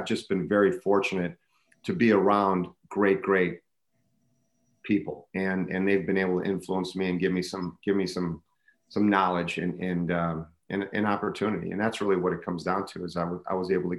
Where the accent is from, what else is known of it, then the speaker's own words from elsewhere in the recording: Racine, Wisconsin, United States; I'm a Wisconsinite, born and raised in Racine, Wisconsin